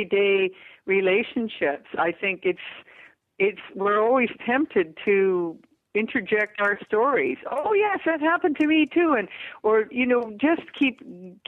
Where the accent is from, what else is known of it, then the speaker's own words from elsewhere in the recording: Vancouver, British Columbia, Canada; in my hometown